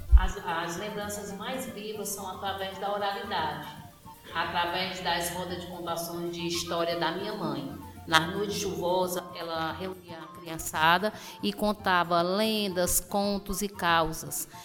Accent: Tianguá, Ceará, Brazil; Tianguá é o meu porto seguro, é o local onde eu nasci e eu pretendo morrer

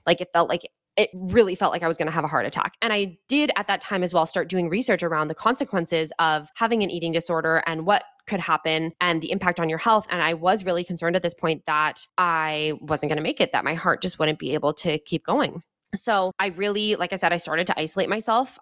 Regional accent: Edmonton, Alberta, Canada; moved away as an adult; now in British Columbia, Canada; I grew up in Edmonton, Alberta, in Canada. I did all my schooling there through to the end of university

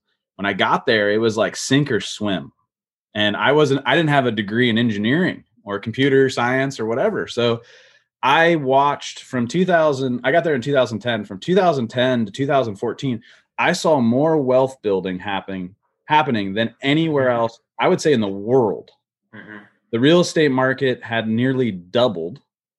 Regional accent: Midwest, United States; growing up in the Midwest, my sister still lives there.

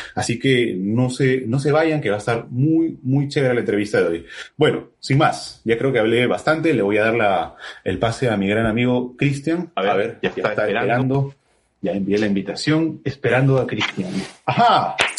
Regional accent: Trujillo, La Libertad, Peru; yo también soy de Trujillo

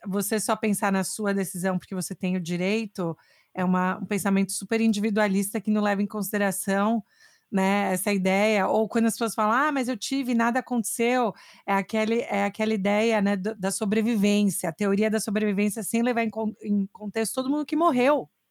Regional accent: Brazil; now in United States; crescendo no Brasil

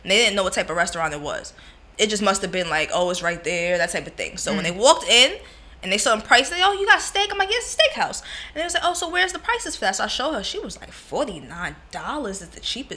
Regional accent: New York, United States; And I'm from New York, too

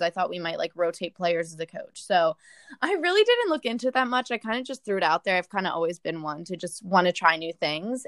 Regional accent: Delaware, United States; I grew up in Delaware

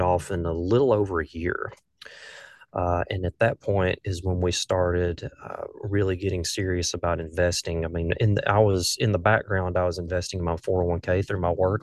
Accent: north of Birmingham, Alabama, United States; accent: southern; I grew up in a small town, uh, just north of Birmingham, Alabama

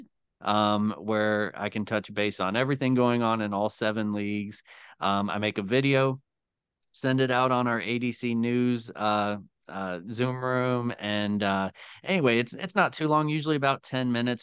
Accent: Tennessee, United States; also born or lived in Northeast Ohio; now in Ohio, United States; I am originally from Tennessee

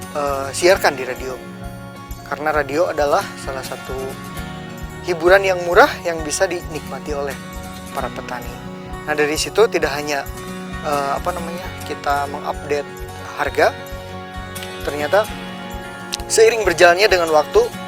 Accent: Indonesia; also born or lived in Tokyo, Japan

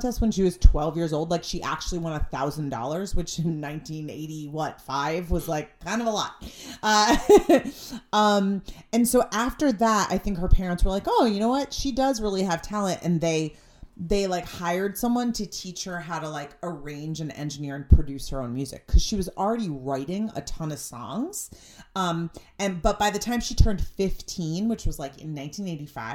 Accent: Stamford, Connecticut, United States; There was literally a movie filmed at the Stamford Mall, so my hometown mall

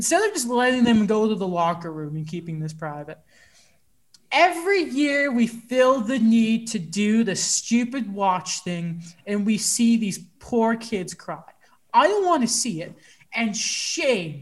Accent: United States; also born or lived in United Kingdom; I may have grown up here

